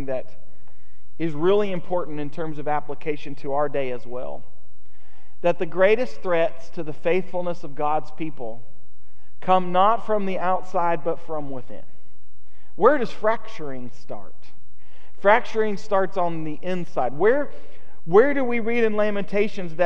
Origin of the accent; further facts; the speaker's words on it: United States; as American Christians